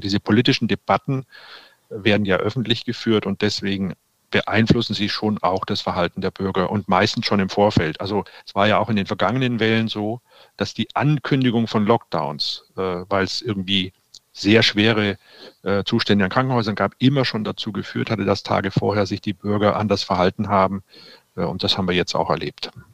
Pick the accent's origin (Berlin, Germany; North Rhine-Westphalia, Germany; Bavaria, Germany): North Rhine-Westphalia, Germany; Cologne; wir als Kölner